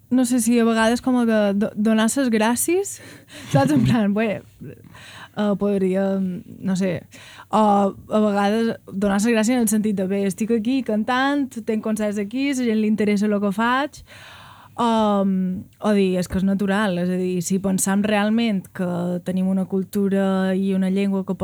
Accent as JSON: {"language": "Catalan", "area": "Mallorca", "region": "Balearic Islands", "country": "Spain", "said": "som de Mallorca"}